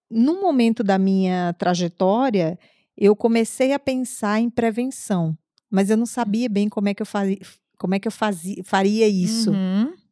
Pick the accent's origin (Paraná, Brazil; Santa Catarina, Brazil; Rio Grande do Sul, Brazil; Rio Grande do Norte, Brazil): Rio Grande do Norte, Brazil; Natal; moved away as an adult; now in Foz do Iguaçu, Brazil; eu, eu vim de Natal, nasci em Natal, hum. moro aqui em Foz há 11, não, 10 anos, quase 10 anos.